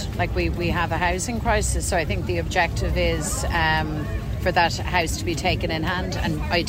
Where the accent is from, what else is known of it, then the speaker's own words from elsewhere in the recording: Ireland; I believe we're Irish